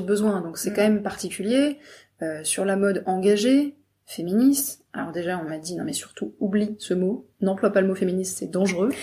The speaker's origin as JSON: {"language": "French", "region": "Brittany", "country": "France", "said": "je viens de Bretagne"}